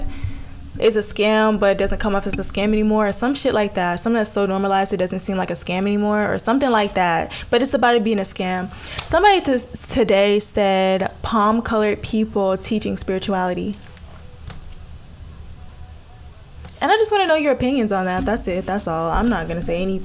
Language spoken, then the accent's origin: English; Alabama, United States; I'm from Alabama.